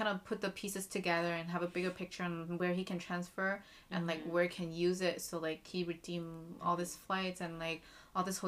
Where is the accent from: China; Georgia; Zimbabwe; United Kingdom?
China; now in United States; I was from China